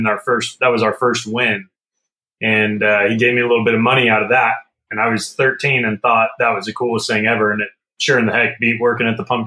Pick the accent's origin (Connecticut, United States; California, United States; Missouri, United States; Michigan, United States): California, United States; Northern; moved away; growing up in Northern California